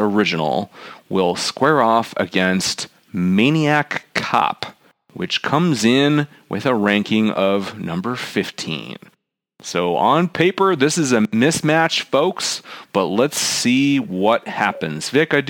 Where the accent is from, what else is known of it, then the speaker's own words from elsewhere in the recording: Chicago, Illinois, United States; I'm kind of from Chicago.